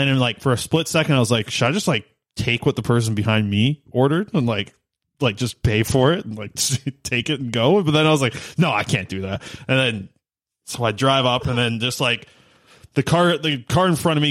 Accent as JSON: {"language": "English", "town": "Nanaimo", "region": "British Columbia", "country": "Canada", "tie": "born or raised there", "also_born_or_lived": "Cloverdale", "said": "the Taco Bell that I grew up with in Nanaimo"}